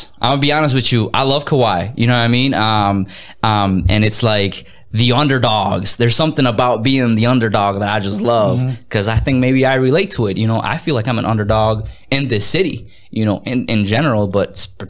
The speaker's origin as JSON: {"language": "English", "region": "Minnesota", "country": "United States", "tie": "born or raised there", "said": "like growing up in Minnesota, they have the Twins, the Minnesota Twins, and it's like, yeah, like they were cool, but you know, they didn't compare to the Dodgers."}